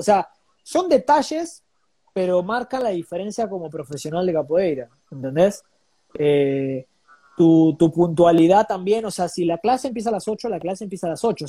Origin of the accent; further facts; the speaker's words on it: Buenos Aires, Argentina; moved away as an adult; now in Lima, Peru; estoy orgulloso de haber nacido en esa latitud del globo